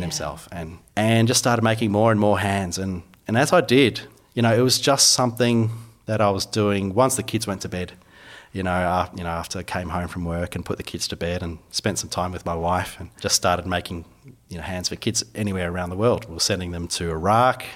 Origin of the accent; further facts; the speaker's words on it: Phillip Island, Victoria, Australia; also born or lived in Melbourne; I grew up down on Phillip Island